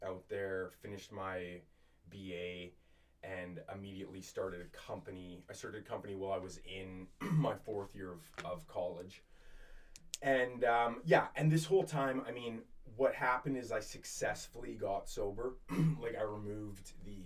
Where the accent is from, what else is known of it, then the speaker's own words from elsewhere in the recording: Edmonton, Alberta, Canada; I grew up in the Edmonton area